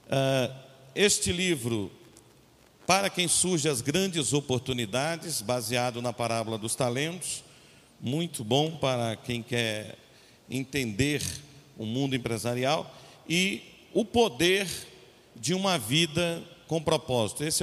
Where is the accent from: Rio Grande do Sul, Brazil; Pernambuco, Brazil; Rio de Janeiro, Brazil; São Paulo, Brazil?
Pernambuco, Brazil; Ibura; born there; accent: Pernambuco; Eu nasci em United States of Ibura. Conhece? e, e foi, é verdade. E talvez eu não tenha mais aquele sotaque pernambucano, mas de vez em quando eu finjo que tenho.